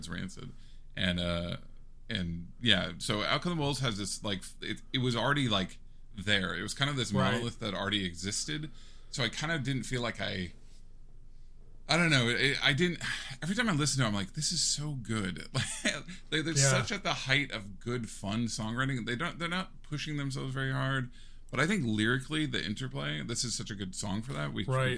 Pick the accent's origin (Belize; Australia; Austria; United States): United States; Seattle, Washington; I'm from Seattle